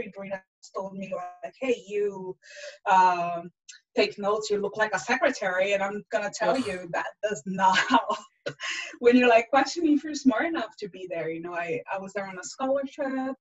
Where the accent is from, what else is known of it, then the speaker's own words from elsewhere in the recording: Brazil; English is a second language; moved away as an adult; also born or lived in France; now in United States; born in Brazil and I lived in France for a bit and then I'm back to Brazil. And then I've been in the US for 13 years now.